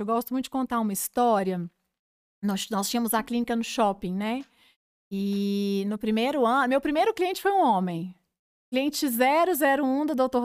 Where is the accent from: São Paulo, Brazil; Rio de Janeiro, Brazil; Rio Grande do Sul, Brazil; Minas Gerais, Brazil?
Minas Gerais, Brazil; Cláudio; moved away as an adult; now in Divinópolis, Brazil; sou claudiense, sou de Cláudio